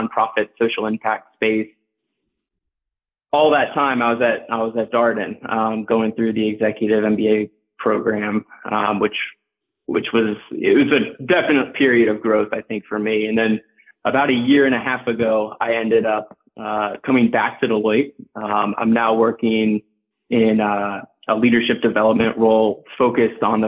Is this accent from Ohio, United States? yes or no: yes; Dayton, Ohio, United States; moved away as an adult; also born or lived in Virginia; now in Chicago, United States; I grew up in Dayton, Ohio, and then moved to Chicago really for school